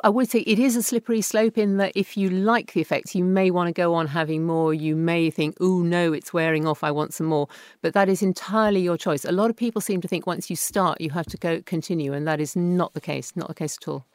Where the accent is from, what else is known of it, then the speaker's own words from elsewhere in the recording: England, United Kingdom; being English, not Welsh